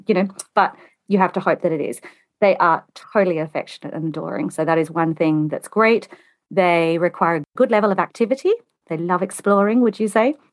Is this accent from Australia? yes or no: yes; Australia; accent: Australian; moved away as an adult; now in United Kingdom; I'm Australian. You might be able to tell that from my accent. I've been in the U K for twenty-two years